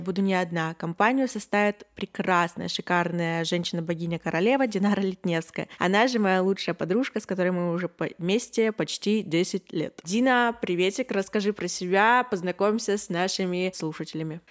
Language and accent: Russian; Yekaterinburg, Sverdlovsk Oblast, Russia; мне двадцать один, и я из Екатеринбурга